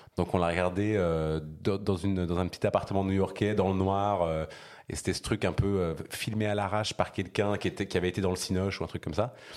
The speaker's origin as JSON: {"language": "French", "country": "Switzerland", "tie": "born or raised there", "also_born_or_lived": "New York, United States", "moved": "as an adult", "lives_now": "Paris, France", "said": "j'ai des origines diverses, mais j'ai grandi en Suisse"}